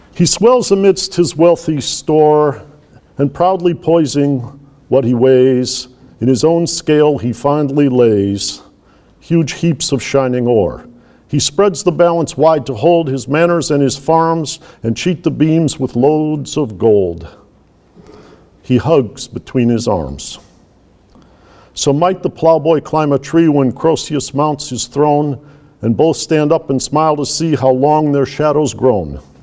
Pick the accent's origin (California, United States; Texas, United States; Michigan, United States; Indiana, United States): Michigan, United States; Detroit; In my childhood, which was in Detroit, Michigan